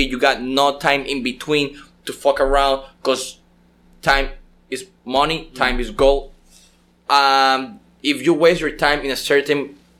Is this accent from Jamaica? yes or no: no; Panama City, Panama; moved away; I was born in Panama City